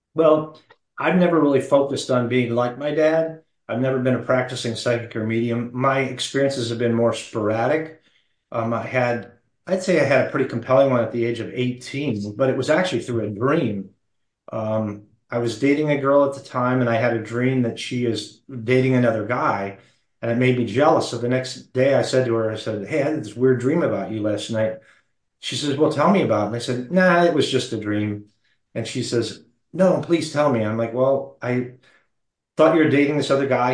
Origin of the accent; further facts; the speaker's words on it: Phoenix, Arizona, United States; I was born in Phoenix.